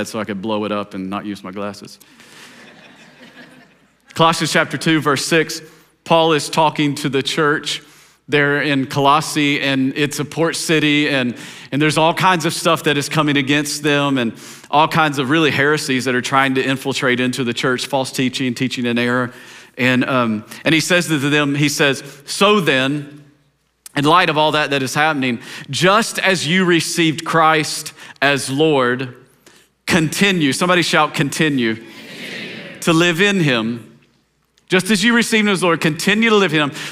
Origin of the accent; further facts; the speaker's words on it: Tennessee, United States; I grew up in Tennessee